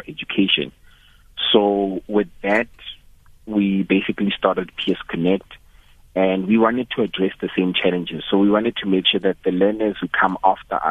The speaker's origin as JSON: {"language": "English", "town": "Johannesburg", "region": "Gauteng", "country": "South Africa", "tie": "born or raised there", "said": "I was born in Joburg. I had a basic life, I guess, in Joburg."}